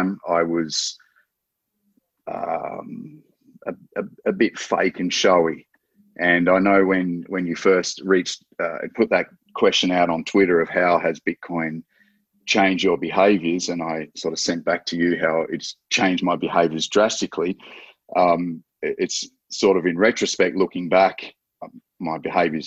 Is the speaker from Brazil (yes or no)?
no; Australia; I'm an Australian, so I'm Australian based